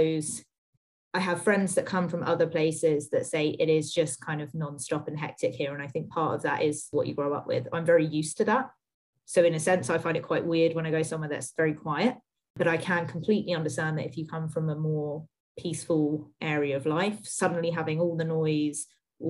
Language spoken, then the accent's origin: English; London suburbs, South East England, United Kingdom; moved away; I would always classify myself as growing up in London, but I will admit that that is a potentially contentious point of view because I was zone 5